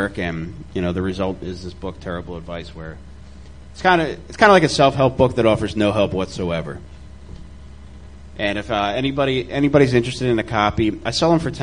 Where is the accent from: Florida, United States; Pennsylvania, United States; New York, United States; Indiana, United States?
Pennsylvania, United States; Delaware County; I'm from Delaware County